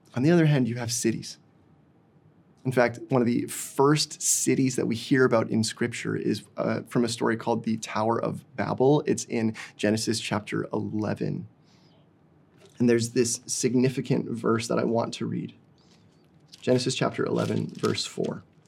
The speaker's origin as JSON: {"language": "English", "town": "Didsbury", "region": "Alberta", "country": "Canada", "tie": "born or raised there", "moved": "as an adult", "lives_now": "Burnaby, Canada", "said": "I grew up in small town Alberta"}